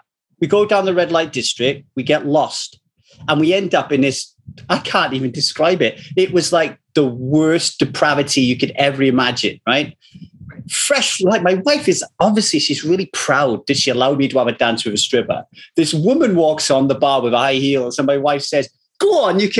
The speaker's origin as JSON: {"language": "English", "town": "Manchester", "region": "North West England", "country": "United Kingdom", "said": "I'm from Manchester, which is not far from Liverpool."}